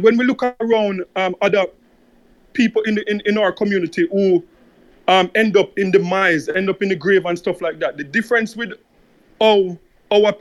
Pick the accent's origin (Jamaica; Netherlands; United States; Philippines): Jamaica; I am Jamaican